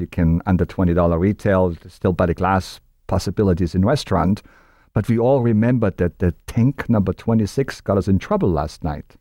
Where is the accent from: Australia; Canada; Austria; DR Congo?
Austria; moved away as an adult; now in United States; being Austrian, growing up in Austria and living in the United States for thirty years